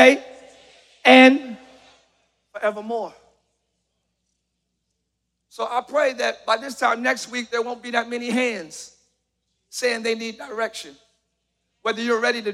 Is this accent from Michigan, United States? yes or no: no; Camden, New Jersey, United States; now in Orlando, United States; Even as a child, I grew up in Camden, New Jersey, very rough neighborhood